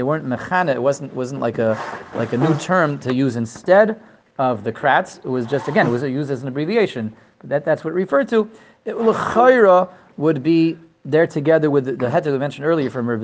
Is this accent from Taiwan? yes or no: no; Denver, Colorado, United States; moved away; also born or lived in Israel; I grew up in Denver, Colorado, and then we spent about 20 years, spent exactly 20 years in Eretz Yisrael